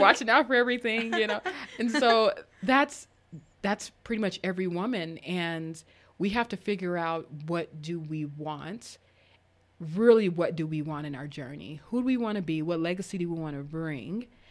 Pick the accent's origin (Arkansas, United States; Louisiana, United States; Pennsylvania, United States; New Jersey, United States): Arkansas, United States; moved away; also born or lived in Colorado; I grew up in, in, in Arkansas